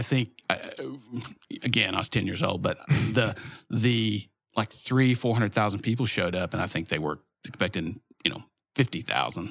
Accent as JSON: {"language": "English", "town": "Little Rock", "region": "Arkansas", "country": "United States", "tie": "born or raised there", "also_born_or_lived": "Dallas", "said": "Grew up in Little Rock"}